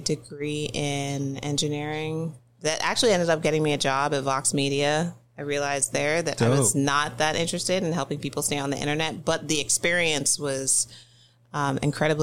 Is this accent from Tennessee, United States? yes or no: no; New York City, New York, United States; I was born and raised in East Flatbush, Brooklyn